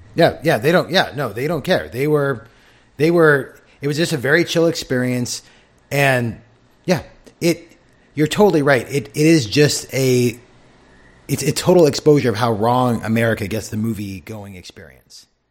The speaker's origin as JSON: {"language": "English", "town": "San Diego", "region": "California", "country": "United States", "tie": "born or raised there", "said": "growing up in San Diego"}